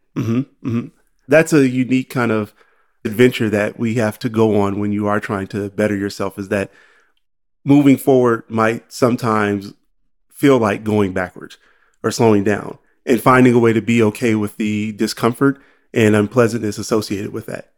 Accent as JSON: {"language": "English", "town": "Los Angeles", "region": "California", "country": "United States", "said": "I'm from"}